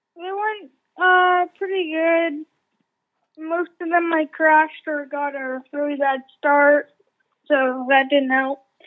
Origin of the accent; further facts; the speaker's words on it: Canada; now in United States; I'm from Canada